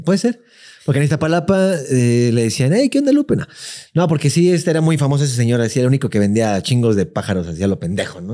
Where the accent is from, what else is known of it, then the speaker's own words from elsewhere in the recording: Mexico City, Mexico; also born or lived in La Lagunilla, Mexico City; mis recuerdos más frescos, así de que sí me acuerdo ya mucho de mi infancia, ya es en Iztapalapa